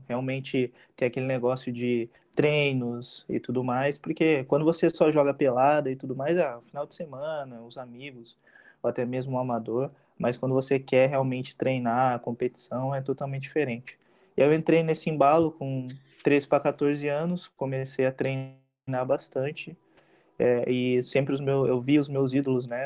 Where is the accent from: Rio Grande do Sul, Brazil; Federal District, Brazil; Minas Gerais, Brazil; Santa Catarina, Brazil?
Rio Grande do Sul, Brazil; also born or lived in United States; now in Taubaté, Brazil; eu sou natural do Rio Grande do Sul, mas eu moro em Taubaté faz muitos anos